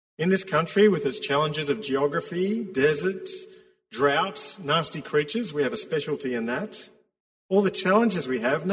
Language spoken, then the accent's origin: English; Victoria, Australia; us, Victorians